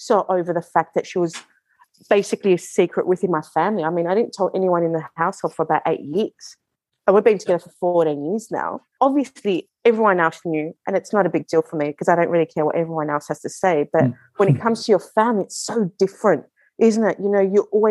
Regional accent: Melbourne, Victoria, Australia; I was born in Australia.

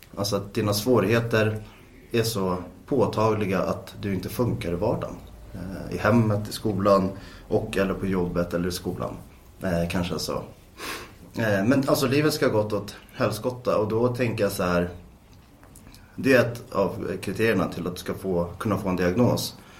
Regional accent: Täby, Stockholm County, Sweden; är född och uppvuxen i Täby. Bor i Täby norr om Stockholm

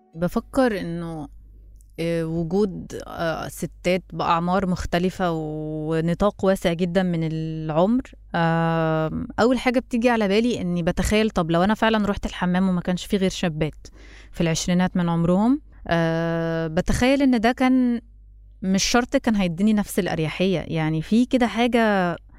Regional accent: Egypt; انا مصريه

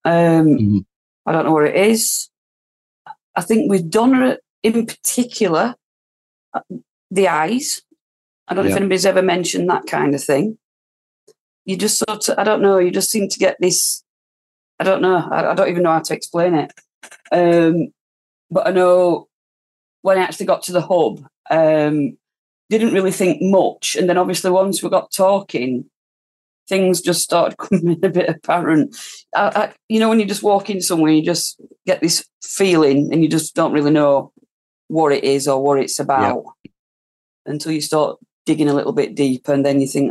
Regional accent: Rotherham, Yorkshire and the Humber, United Kingdom; I'm from Kimbleth Park. I've lived here all my life. I've always been in Rotherham.

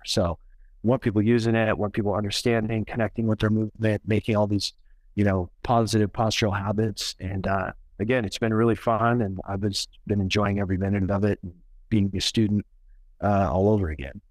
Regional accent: Oregon, United States; now in Colorado, United States; so I grew up in Oregon

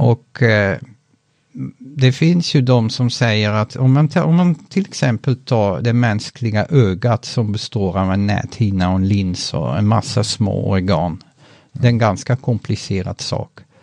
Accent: Netherlands; moved away as an adult; also born or lived in Utrecht, Netherlands / northern Sweden; now in Sweden; mitt hemland Nederländerna

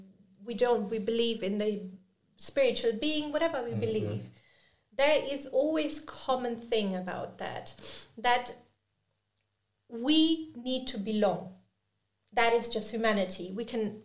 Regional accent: Germany; first language German, Urdu; English is a second language; I've grown up in an Urdu household where I've also grown up in Germany. So my native language is also German

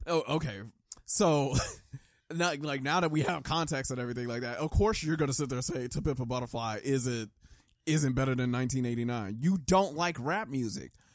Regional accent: United States; I grew up in America

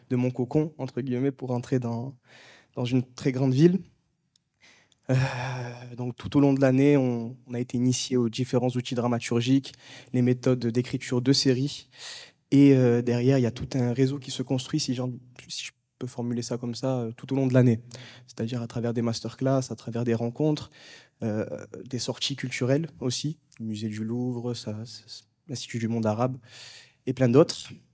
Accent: Marseille, Provence-Alpes-Côte d'Azur, France; moved away as an adult; now in Paris, France; je suis originaire de Marseille à la base. Je suis monté

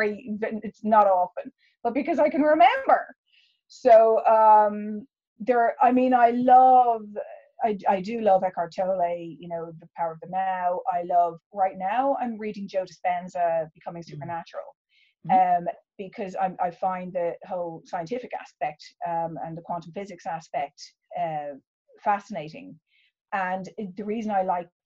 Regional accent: Ireland; both being Irish

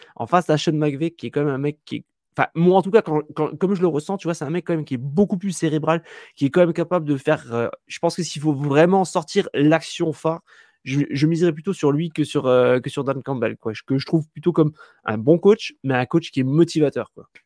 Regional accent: France; chez nous en France

